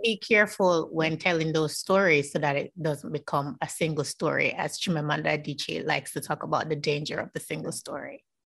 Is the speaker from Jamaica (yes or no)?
yes; Jamaica; I'm Jamaican